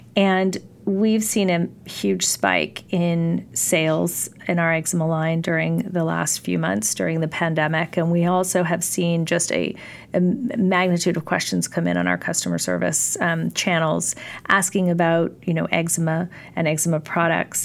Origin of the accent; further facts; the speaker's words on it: California, United States; I grew up in California